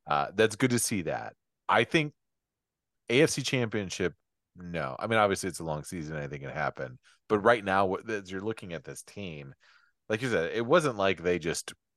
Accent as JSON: {"language": "English", "region": "Michigan", "country": "United States"}